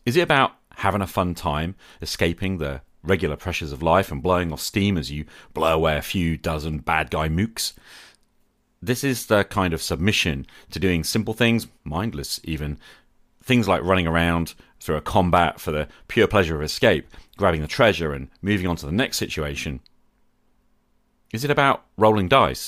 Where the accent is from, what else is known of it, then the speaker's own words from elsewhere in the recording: United Kingdom; I'm a British high school teacher